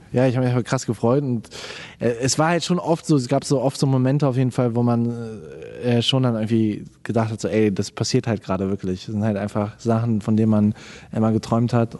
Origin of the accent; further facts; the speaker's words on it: Germany; als Deutscher